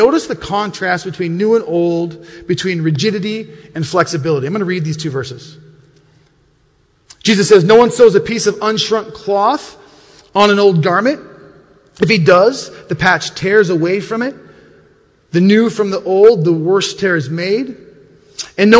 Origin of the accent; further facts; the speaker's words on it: Montana, United States; when I grew up in Montana, we weren't the most wealthy of families